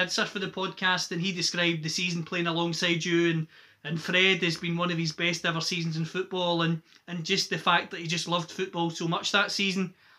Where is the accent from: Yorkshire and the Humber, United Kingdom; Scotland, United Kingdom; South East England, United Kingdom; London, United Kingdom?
Scotland, United Kingdom; Greenock; Morton's my hometown club.